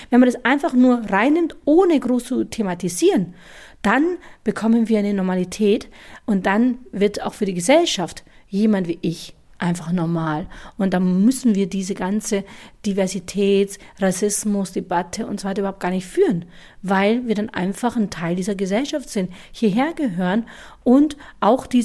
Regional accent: Bavaria, Germany; also born or lived in India; Ich wurde adoptiert von deutschen Eltern in eine deutsche, bayerische Welt, in der um mich herum alles weiß war. Alle Menschen waren weiß, alle Menschen waren deutsch, alle waren bayerisch.

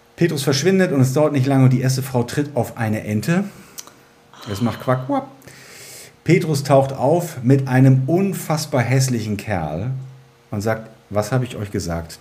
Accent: Germany; ich bin ja in der DDR geboren worden und habe meine Kindheit in der DDR verbracht

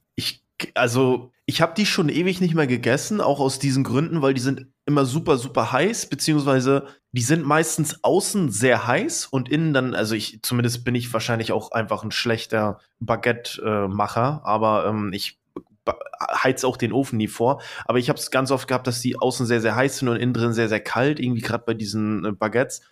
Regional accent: East Germany, Germany; Bei uns im Osten

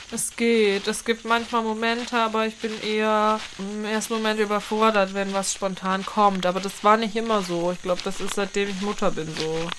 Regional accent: Northern Germany, Germany; bei uns in Norddeutschland

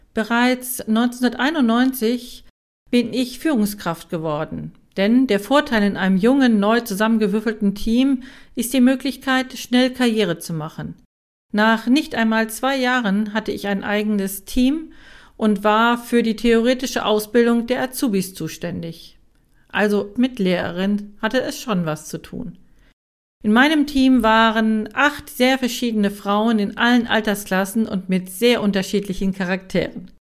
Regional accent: Germany; in meinem Heimatland in Deutschland

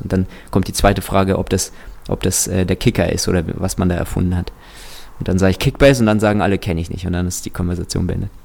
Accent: Kazakhstan; ich bin tatsächlich in Kasachstan geboren.

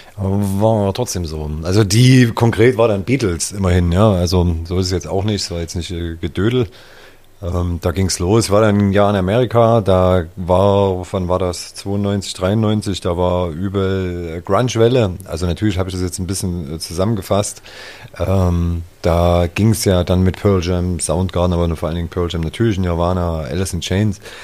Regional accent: Zwickau, Saxony, Germany; now in Leipzig, Germany; ich fühle mich hier auf jeden Fall zu Hause in Leipzig jetzt, bin ja auch schon ewig hier. Zwickau ist trotzdem meine Heimat

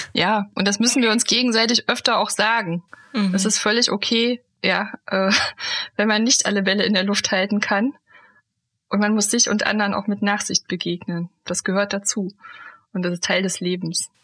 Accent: Germany; moved away; also born or lived in Hesse; ich bin ja in der DDR aufgewachsen

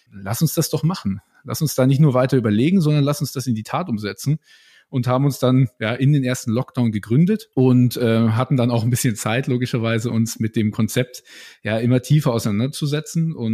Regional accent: Nuremberg, Bavaria, Germany; Äh, ich komme hier auch aus Nürnberg … 25 Jahre jetzt alt.

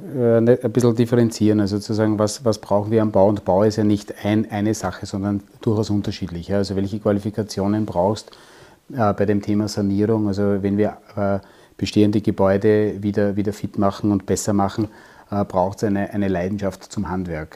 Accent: Waldviertel, Lower Austria, Austria; ich bin im Waldviertel aufgewachsen und komme aus einer Tischlerei

